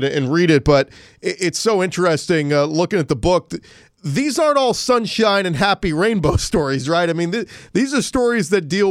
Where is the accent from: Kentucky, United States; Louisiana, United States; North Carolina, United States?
Louisiana, United States; New Orleans; I'm a diehard Saints fan, born and raised in New Orleans